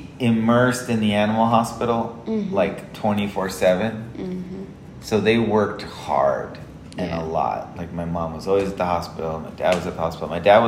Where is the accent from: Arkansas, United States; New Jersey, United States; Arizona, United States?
Arizona, United States; Nogales; I grew up in Nogales, Arizona. It's a small little border town that also borders Nogales, Sonora.